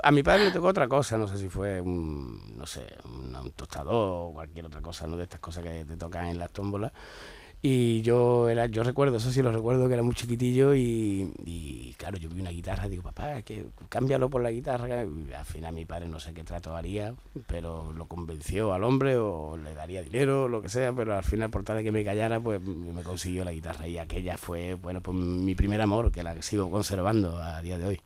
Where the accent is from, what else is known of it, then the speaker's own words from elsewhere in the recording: Málaga, Andalusia, Spain; aquí en mi tierra